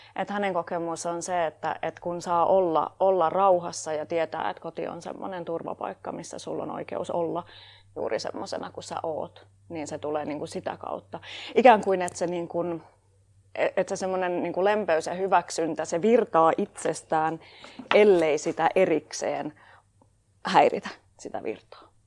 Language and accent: Finnish; Tampere, Pirkanmaa, Finland; mä oon tamperelainen puutarhuriopiskelija